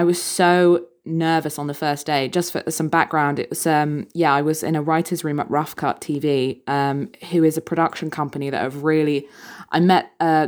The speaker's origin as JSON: {"language": "English", "region": "England", "country": "United Kingdom", "said": "he goes, \"…, you're a Northern woman.\" And I said, \"Yes, technically that's true.\" And although my accent has slightly faded over the years, unfortunately."}